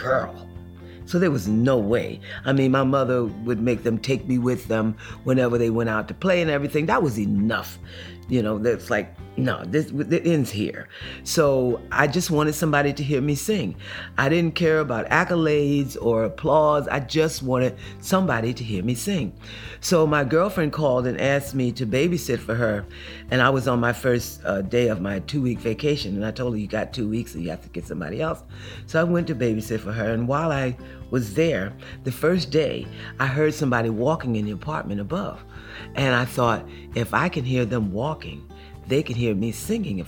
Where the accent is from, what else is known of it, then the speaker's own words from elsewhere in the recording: Newark, New Jersey, United States; I grew up in Newark, New Jersey, and we were poor, quite poor